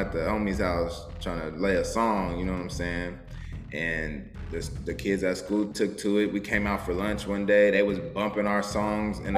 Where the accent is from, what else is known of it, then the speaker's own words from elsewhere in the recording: Denver, Colorado, United States; also born or lived in Houston, Texas; now in Texas, United States; we moved back to Denver, where she's from. So I was raised there like during the school year